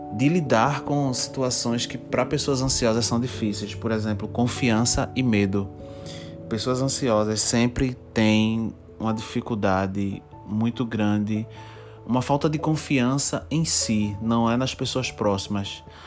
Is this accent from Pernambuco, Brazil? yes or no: yes; Recife, Pernambuco, Brazil; eu sou de Recife, sou de Pernambuco, né? Eu sou pernambucano e minha cidade é Recife.